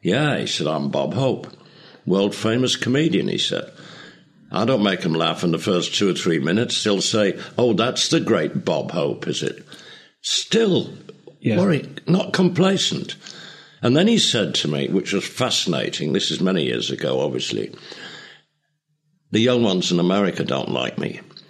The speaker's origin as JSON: {"language": "English", "town": "Leeds", "region": "Yorkshire and the Humber", "country": "United Kingdom", "tie": "born or raised there", "moved": "yes", "said": "my hometown Leeds"}